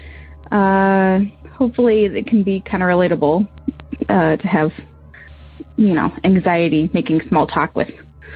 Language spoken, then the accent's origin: English; Michigan, United States; We're from Michigan.